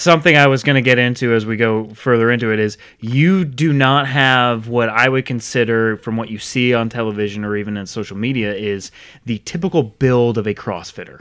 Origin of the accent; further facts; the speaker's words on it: Rhode Island, United States; now in Charlotte, United States; I grew up in Rhode Island. moved down here in ninety-nine. So I'm not originally from Charlotte